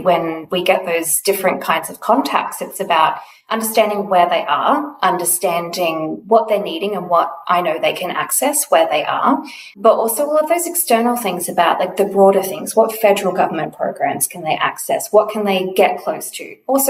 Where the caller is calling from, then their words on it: Melbourne, Victoria, Australia; I am coming to you from Nam on Wurundjeri land.